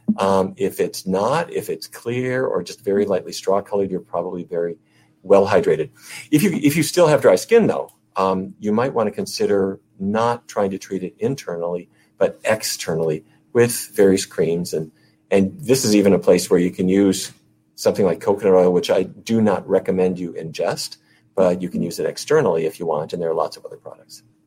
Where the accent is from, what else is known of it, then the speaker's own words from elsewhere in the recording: North Dakota, United States; North Dakota, where I grew up